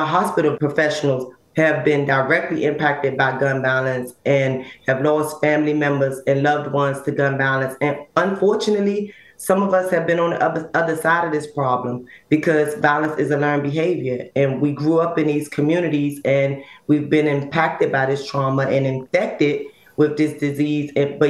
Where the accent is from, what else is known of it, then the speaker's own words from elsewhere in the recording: Washington, District of Columbia, United States; when I grew up in Ward 8, born and raised in Ward 8 in D.C., we consider that east of the river.